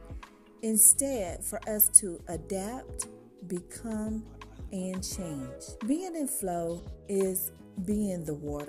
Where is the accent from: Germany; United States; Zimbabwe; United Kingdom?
United States; Dallas, Texas; I'm from Dallas, the DFW area